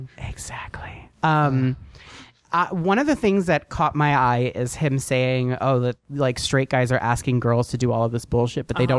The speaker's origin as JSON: {"language": "English", "region": "New Jersey", "country": "United States", "said": "I'm from New Jersey"}